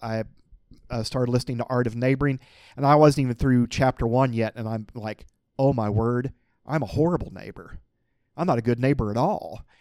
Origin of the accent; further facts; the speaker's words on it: Willard, Missouri, United States; my hometown